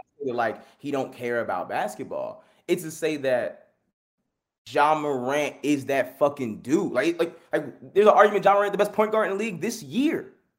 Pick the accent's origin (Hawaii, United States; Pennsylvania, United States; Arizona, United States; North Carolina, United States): Pennsylvania, United States; Philadelphia; born or raised there